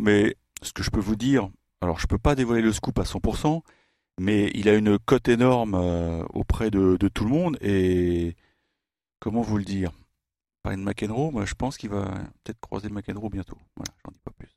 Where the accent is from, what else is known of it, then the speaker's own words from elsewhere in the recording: France; I'm, French.